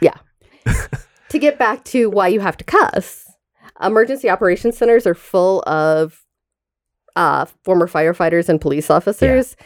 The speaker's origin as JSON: {"language": "English", "town": "Tallahassee", "region": "Florida", "country": "United States", "said": "I am from Tallahassee, Florida"}